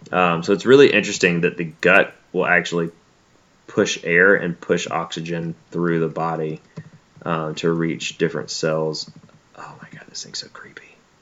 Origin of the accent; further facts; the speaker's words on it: Alabama, United States; also born or lived in Mississippi; Also, like, I'm from Alabama and Mississippi.